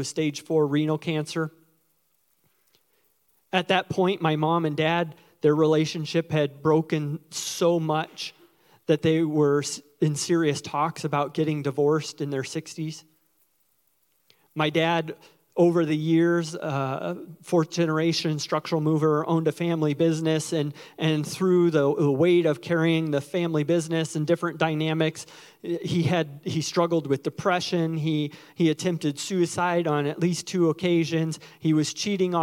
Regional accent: Springfield, Missouri, United States; I was born in Springfield, Missouri, the national headquarters of the Assemblies of God

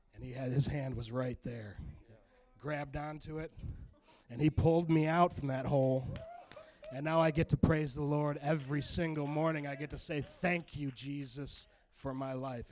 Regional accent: Grand Rapids, Michigan, United States; I'm 34 from Grand Rapids

